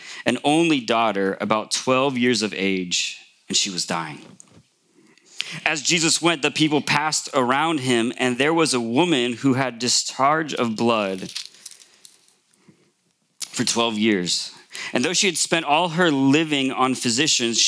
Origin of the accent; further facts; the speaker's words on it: Morgan Hill, California, United States; I grew up here in Morgan Hill